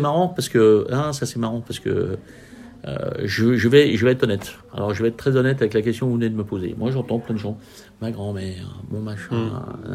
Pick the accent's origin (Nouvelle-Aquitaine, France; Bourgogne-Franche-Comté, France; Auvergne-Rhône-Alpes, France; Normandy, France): Auvergne-Rhône-Alpes, France; Lyon; On est lyonnais